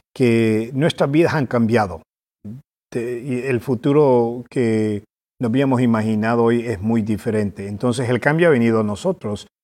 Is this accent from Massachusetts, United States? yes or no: yes; Boston, Massachusetts, United States; also born or lived in California / El Salvador; nos regresamos a los Estados Unidos y crecí yo en Boston, Massachusetts